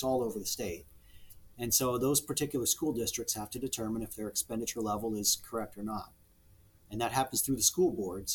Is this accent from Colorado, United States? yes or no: no; Nebraska, United States; I'm from Nebraska. I love it in Nebraska.